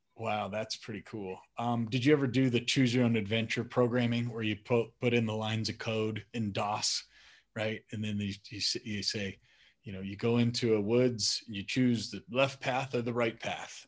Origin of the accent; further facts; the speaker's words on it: Colorado, United States; also born or lived in Madison, Wisconsin; I was born in Madison, but we moved to Colorado when I was about five or six